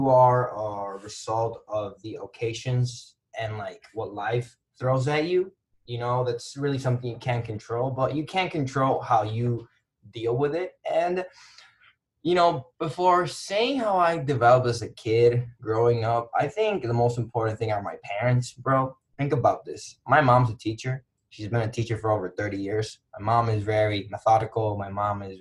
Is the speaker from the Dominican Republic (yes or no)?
yes; Dominican Republic; moved away as an adult; also born or lived in Kalamazoo, Michigan; born and raised in the Dominican Republic